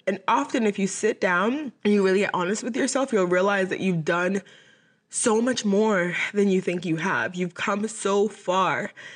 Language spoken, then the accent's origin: English; Boston, Massachusetts, United States; moved away as an adult; now in Dallas, United States; my college was in my hometown in Boston, Massachusetts